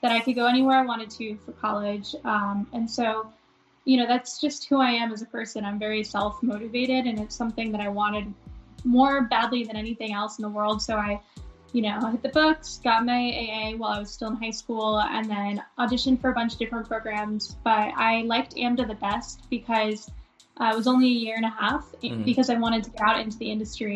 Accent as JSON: {"language": "English", "town": "Miami", "region": "Florida", "country": "United States", "tie": "born or raised there", "also_born_or_lived": "Melbourne, Florida", "said": "growing up in Miami, I didn't get a little brother until I was about 5 years old"}